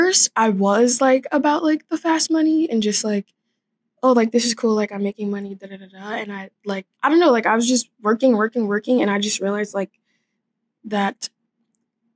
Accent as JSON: {"language": "English", "town": "Los Angeles", "region": "California", "country": "United States", "tie": "born or raised there", "said": "I'm from Los Angeles, California."}